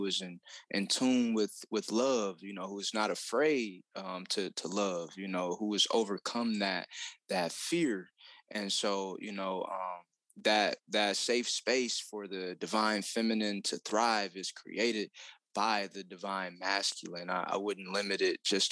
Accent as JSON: {"language": "English", "town": "Detroit", "region": "Michigan", "country": "United States", "tie": "born or raised there", "said": "I was raised in Detroit, Michigan"}